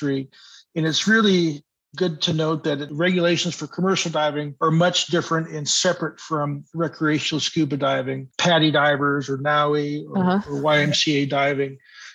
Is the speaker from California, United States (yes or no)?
yes; Santa Cruz, California, United States; I grew up on the West Coast, Santa Cruz area, San Francisco Bay area